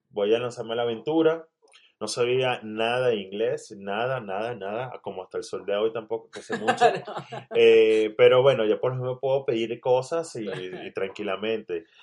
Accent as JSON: {"language": "Spanish", "country": "Venezuela", "said": "Mira, la primera vez que yo salí de Venezuela, simplemente lo que hice fue cruzar un puente, el puente internacional Simón"}